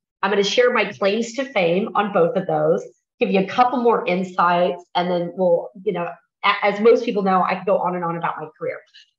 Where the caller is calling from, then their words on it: Mexico; I'm joining you from Mexico. Normally, I am based out of Texas.